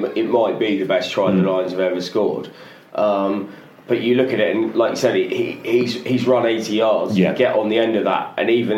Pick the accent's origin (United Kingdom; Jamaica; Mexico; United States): United Kingdom; England; as an English guy